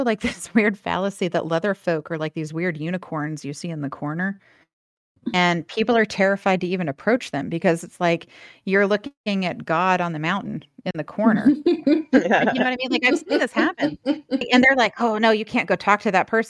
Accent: the South, United States; now in Los Angeles, United States; growing up in the South

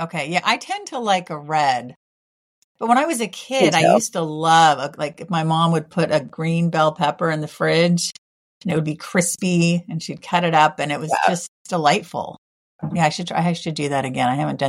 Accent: California, United States; I've loved Mexican food my whole life, but I grew up in California.

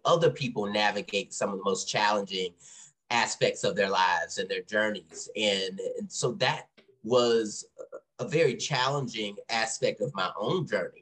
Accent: South Louisiana, United States; moved away as an adult; also born or lived in Texas / Dallas, Texas; now in Boston, United States; I'm originally from Texas and was also raised in North Louisiana, well, not North Louisiana, South Louisiana.

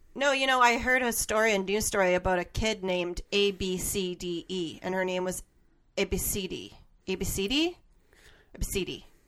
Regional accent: the Prairies, Canada; I was born in a prairie um, province, so I know about the snow

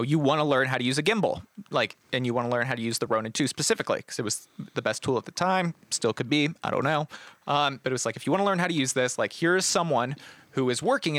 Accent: Columbus, Ohio, United States; No, yeah. Columbus.

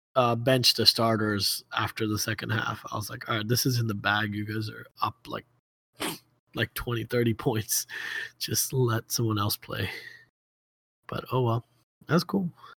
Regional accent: Baltimore, Maryland, United States; I don't associate with them. I'm from Baltimore.

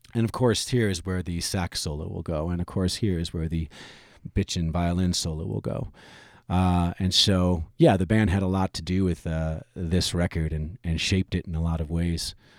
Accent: Michigan, United States; moved away; I'm originally from Michigan

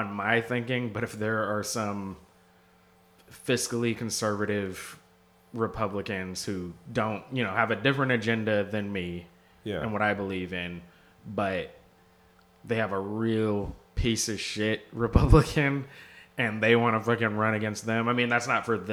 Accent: Seattle, Washington, United States; growing up in the Northwest, I ended up at a school called Orca

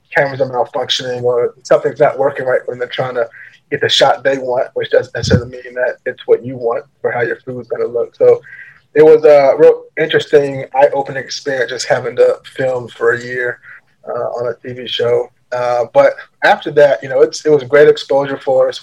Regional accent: Richmond, Virginia, United States; I grew up in Richmond, Virginia

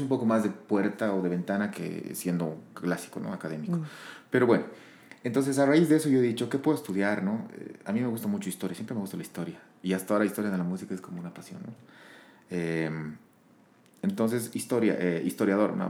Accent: La Paz, Bolivia; moved away as an adult; also born or lived in Sucre; soy, soy de La Paz. Em, he nacido en el 84. Eh, ya tengo 38 años. Eh, me, prácticamente vivido hasta mis, hasta mis 20 años en La Paz

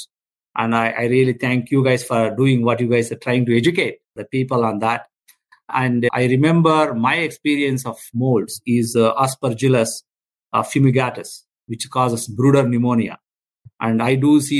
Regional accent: India; I'm a veterinarian from India.

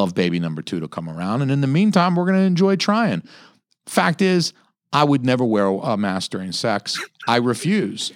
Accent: Atlanta, Georgia, United States; moved away; I'm from, I'm from Atlanta too. Like, you know, I lived thirty years in the South

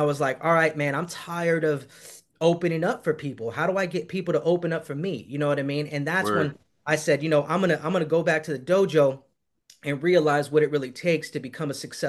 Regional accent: San Marcos, California, United States; And I'm originally from San Diego, California.

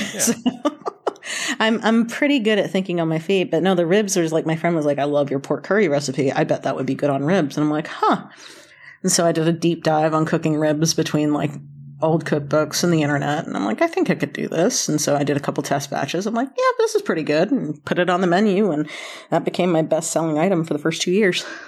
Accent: North Carolina, United States; also born or lived in Boston; now in Kentucky, United States; I was born in Kentucky, raised in North Carolina, spent eleven years in Boston, came back, uh, to Kentucky about ten years ago

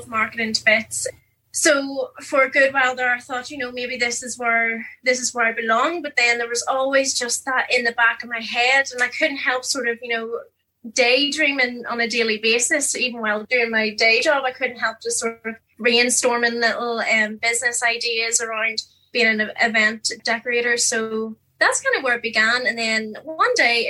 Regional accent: Newcastle, Northern Ireland, United Kingdom; moved away as an adult; also born or lived in Liverpool; now in Belfast, United Kingdom; Originally, I'm from Newcastle, County Down, and now living in the Big Smoke in Belfast.

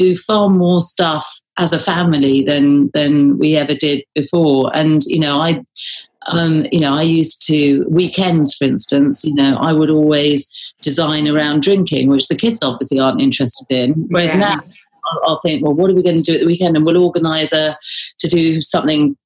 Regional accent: United Kingdom; being British, we sort of think

